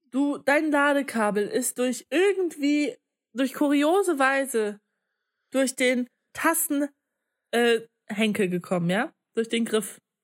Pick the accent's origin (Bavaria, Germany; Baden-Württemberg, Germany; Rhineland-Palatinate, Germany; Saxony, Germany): Saxony, Germany; Leipzig; moved away as an adult; now in Magdeburg, Germany; ich komme ja nicht aus Magdeburg, sondern aus ähm, Leipzig